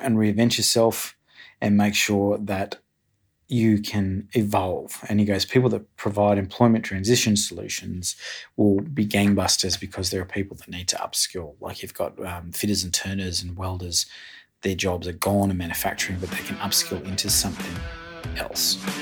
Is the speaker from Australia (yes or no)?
yes; Australia; we are the third richest peoples on earth being Australian